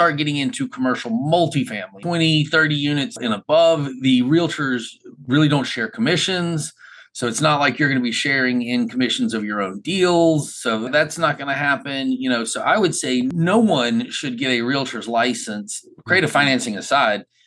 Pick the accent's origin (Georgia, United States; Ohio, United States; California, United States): Georgia, United States; Macon; I'm from Macon, Georgia.